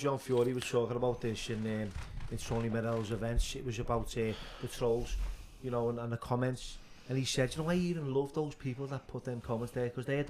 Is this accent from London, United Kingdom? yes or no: no; Liverpool, North West England, United Kingdom; It's either I was from Speak, from the South End, and that's it.